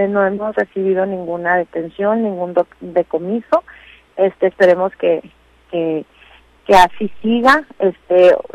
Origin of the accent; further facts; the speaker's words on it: Los Mochis, Sinaloa, Mexico; moved away as an adult; also born or lived in Topolobampo / Mazatlán; now in Culiacán, Mexico; soy nacida en Topolobampo, criada en Los Mochis y este, políticamente engendrada en Mazatlán y la pesca me tiene aquí en Culiacán, así es que pues podemos decir que soy de todos los rincones de Sinaloa.